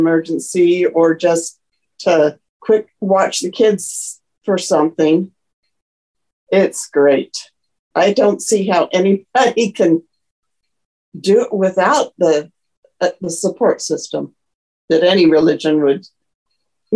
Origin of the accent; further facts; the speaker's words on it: United States; also born or lived in Japan / Germany; I'm truly American because I'm very a mixed pot